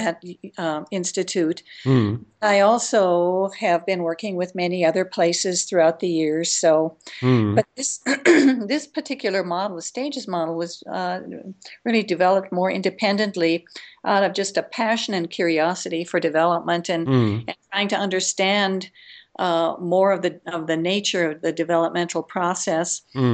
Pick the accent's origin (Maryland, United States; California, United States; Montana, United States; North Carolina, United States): Montana, United States; Lewistown; I'm calling from Lewistown, Montana.